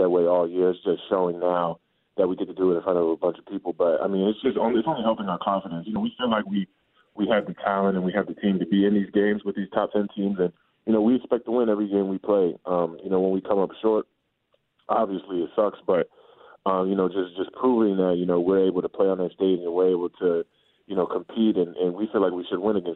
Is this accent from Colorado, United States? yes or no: no; Sacramento, California, United States; moved away; also born or lived in Atlanta, Georgia / Virginia; When he got traded to Sacramento, that's when I grew up